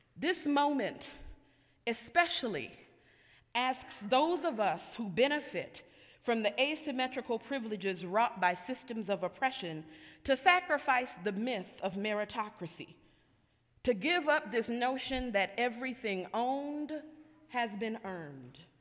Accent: Buffalo, New York, United States; the community members I grew up with in Buffalo, New York

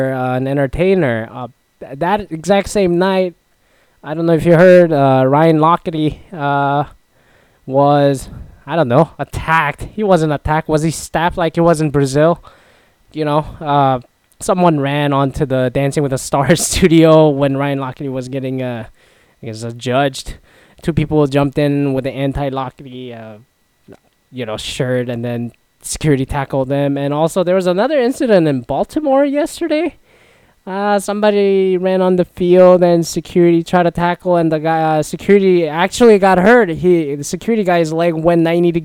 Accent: Toronto, Ontario, Canada; now in Seattle, United States; I'm from Toronto

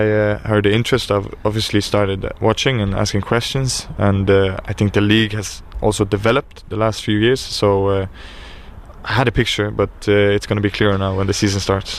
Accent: Sweden; moved away as an adult; also born or lived in Drogheda, Ireland; now in Ireland; But since I grew up in Sweden, spent most of my years there, I think I'm mostly Swedish in my ways.

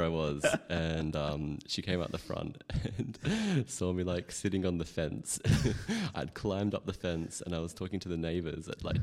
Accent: Perth, Western Australia, Australia; moved away as an adult; now in Sydney, Australia; I was really little when we moved to Perth

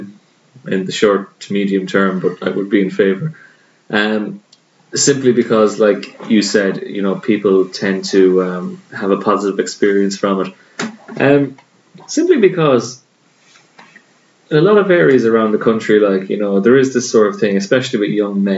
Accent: Ireland; as an Irishman

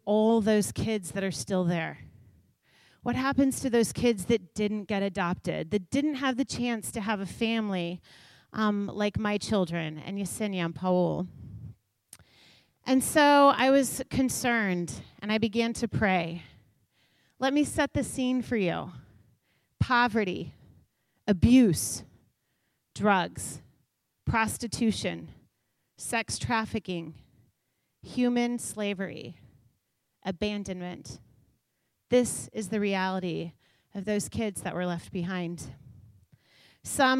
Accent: Kansas City, Missouri, United States; I grew up in Kansas City

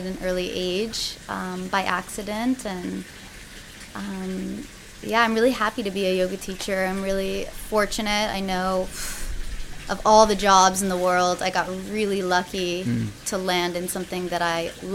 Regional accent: Oceanside, California, United States; I'm a Southern California native. I was born in Oceanside

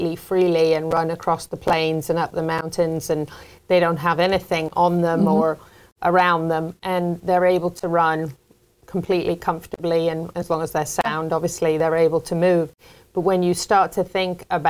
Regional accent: England, United Kingdom; moved away; when I was a little girl growing up in England

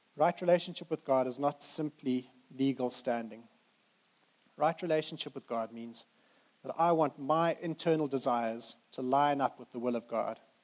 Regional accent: Zimbabwe; moved away as an adult; now in United Kingdom; we grew up in Zimbabwe

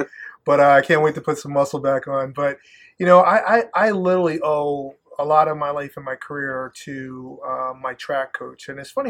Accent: Plattekill, New York, United States; moved away as an adult; also born or lived in Southern United States; now in Endicott, United States; where I grew up was in Plattekill, New York.

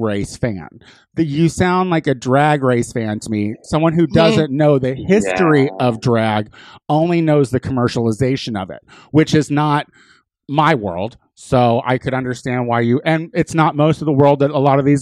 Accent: Illinois, United States; I'm from Illinois

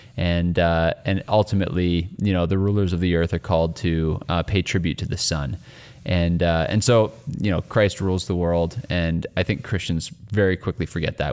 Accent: Canada; as a Canadian

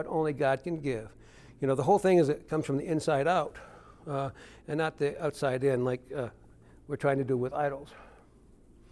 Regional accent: Detroit, Michigan, United States; I grew up in Detroit, Michigan

